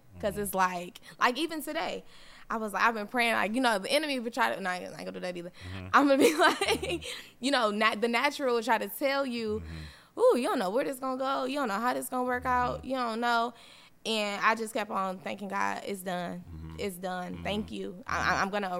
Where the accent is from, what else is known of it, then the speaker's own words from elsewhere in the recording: United States; I'm from America.